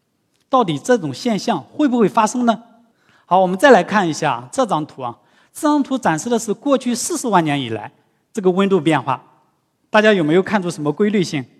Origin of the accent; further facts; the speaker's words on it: Shanghai, China; 但是我们上海人应该比较愿意啊。到时候海平面再下降，我们就有更多的土地来建房子了。